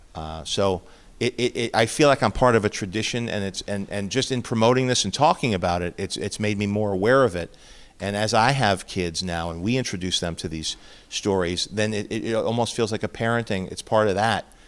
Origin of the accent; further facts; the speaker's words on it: New York City, New York, United States; moved away; also born or lived in Chicago; growing up in Queens